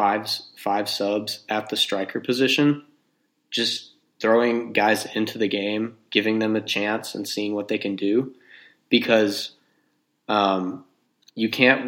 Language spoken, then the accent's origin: English; North Texas, United States; growing up in North Texas playing soccer